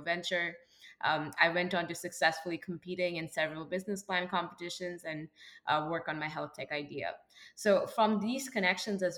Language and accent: English; Kolkata, West Bengal, India; moved away as an adult; now in Ada, United States; I was born and raised in Calcutta, India, one of the larger metros in India.